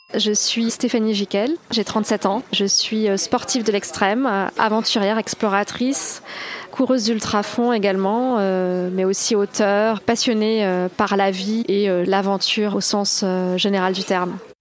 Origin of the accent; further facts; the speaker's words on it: Toulouse, Occitania, France; also born or lived in Carcassonne; j'ai grandi euh, ensuite dans la banlieue de Toulouse